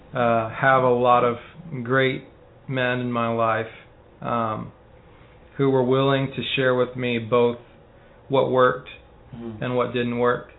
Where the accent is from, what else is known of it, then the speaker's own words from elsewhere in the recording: Texas, United States; my dad died when I was young. My mom got remarried. We moved from South Texas to North Texas